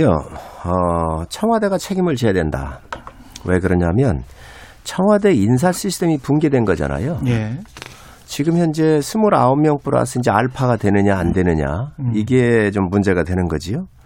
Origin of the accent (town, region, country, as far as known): Seosan, South Chungcheong, South Korea